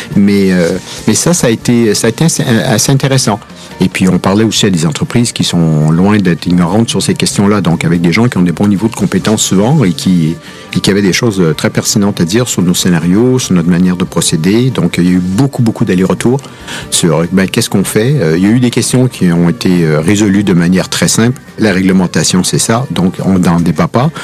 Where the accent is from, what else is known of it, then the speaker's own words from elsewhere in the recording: Quebec, Canada; accent: Québécois; now in France; vous avez peut-être remarqué à l'accent que je suis québécois